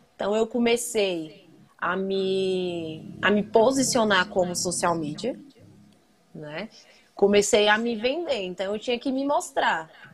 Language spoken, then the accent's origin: Portuguese; Brasília, Federal District, Brazil; now in Planaltina, Brazil; Eu sou de Brasília, moro em Planaltina.